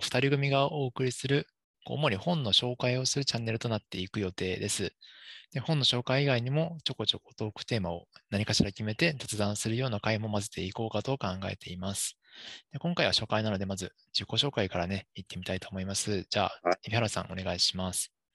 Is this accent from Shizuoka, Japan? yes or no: yes; Hamamatsu, Shizuoka, Japan; also born or lived in Sendai; 生まれも育ちも浜松の